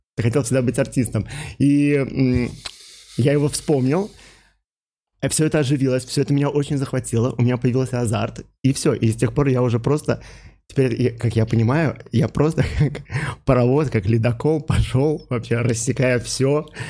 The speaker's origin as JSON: {"language": "Russian", "region": "Minsk", "country": "Belarus", "tie": "born or raised there", "also_born_or_lived": "St. Louis, United States", "moved": "as an adult", "said": "Родился я в Минске"}